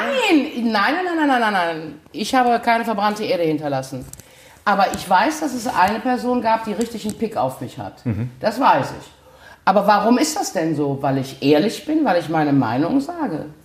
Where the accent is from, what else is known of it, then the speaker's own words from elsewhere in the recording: Gummersbach, North Rhine-Westphalia, Germany; moved away as an adult; now in Cologne, Germany; In Gummersbach, meiner Heimatstadt